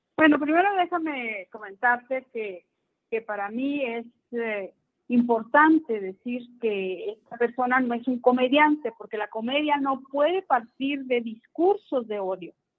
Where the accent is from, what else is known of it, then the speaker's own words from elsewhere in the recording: Ciudad Juárez, Chihuahua, Mexico; Yo vengo de Ciudad Juárez.